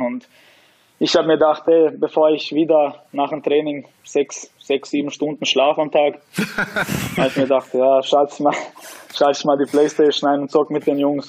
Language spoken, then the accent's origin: German; Austria; bin in Österreich geboren, ich, ich bin aufgewachsen hier